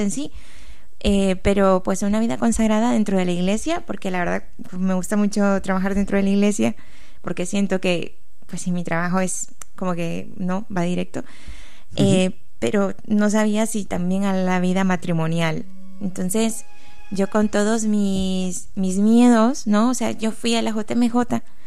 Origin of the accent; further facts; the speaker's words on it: Tegucigalpa, Francisco Morazán, Honduras; moved away as an adult; also born or lived in Navarra, Spain; now in Pamplona, Spain; yo soy de Tegucigalpa, Honduras.